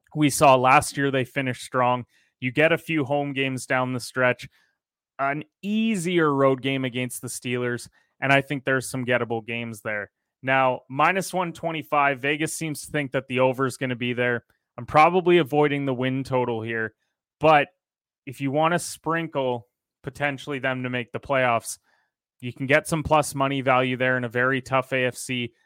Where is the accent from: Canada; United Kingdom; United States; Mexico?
Canada; I am a Canadian